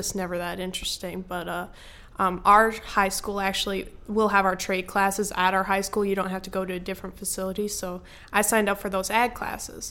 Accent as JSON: {"language": "English", "region": "Michigan", "country": "United States", "tie": "born or raised there"}